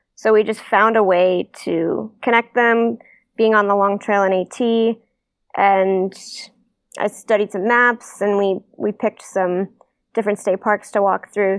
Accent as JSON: {"language": "English", "region": "Maine", "country": "United States", "said": "I'm from Maine"}